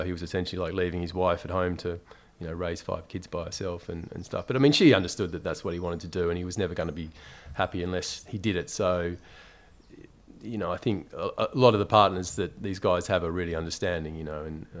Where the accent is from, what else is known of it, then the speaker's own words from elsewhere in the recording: Tasmania, Australia; now in London, United Kingdom; I mean, I was brought up in Tasmania in essentially like a small country town.